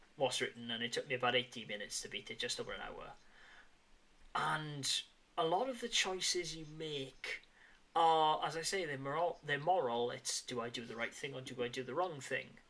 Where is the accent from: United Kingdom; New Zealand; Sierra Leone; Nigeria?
United Kingdom; near Bridgend, Wales; Bridgend, which is very much near my hometown